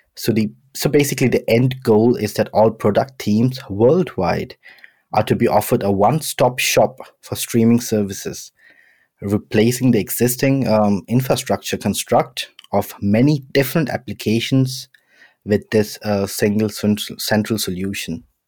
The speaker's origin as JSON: {"language": "English", "town": "Mumbai", "region": "Maharashtra", "country": "India", "tie": "born or raised there", "also_born_or_lived": "London, United Kingdom", "moved": "yes", "lives_now": "Stuttgart, Germany", "said": "I was born in Bombay, Uh, did most of my education in London, and now I'm living in Stuttgart"}